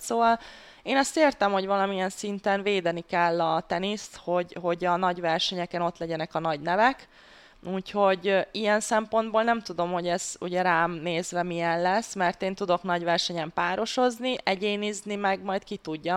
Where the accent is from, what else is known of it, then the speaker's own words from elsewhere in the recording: Hungary; mivel magyar, magyarként